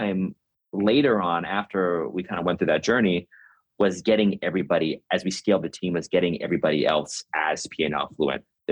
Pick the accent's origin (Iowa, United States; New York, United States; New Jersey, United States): New York, United States; New York City; I'm originally from New York. I grew up in Brooklyn before Brooklyn became cool